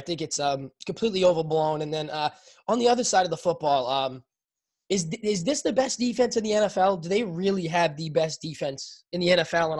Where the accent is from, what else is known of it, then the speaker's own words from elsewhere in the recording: Boston, Massachusetts, United States; I'm from Boston